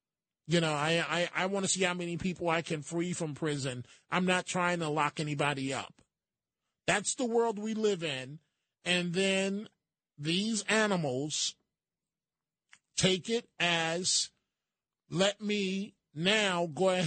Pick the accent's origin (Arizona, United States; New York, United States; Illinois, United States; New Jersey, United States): New York, United States; New York City; growing up in the Bronx